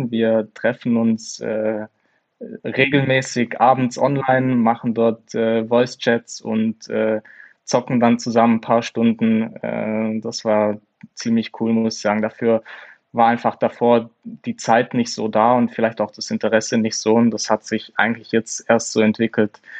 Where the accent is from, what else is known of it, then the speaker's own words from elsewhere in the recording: Germany; ja, auf jeden Fall als Deutscher, ähm, klar, Schuhmacher.